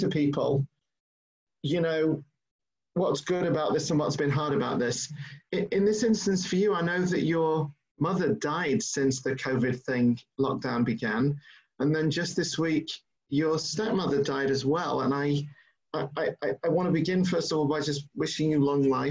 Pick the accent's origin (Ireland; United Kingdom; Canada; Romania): United Kingdom; England; now in New York, United States; I'm an …